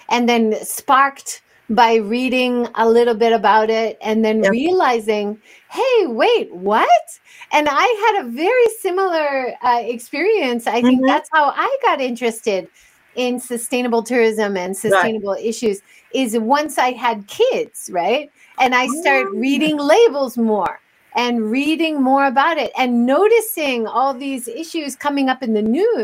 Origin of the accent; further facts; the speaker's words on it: Hawaii, United States; I grew up in Hawaii